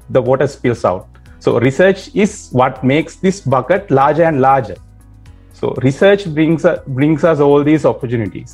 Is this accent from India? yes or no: no; Hikkaduwa area, Southern Province, Sri Lanka; moved away as an adult; also born or lived in Battaramulla; now in United States; I come from Kikkadu area.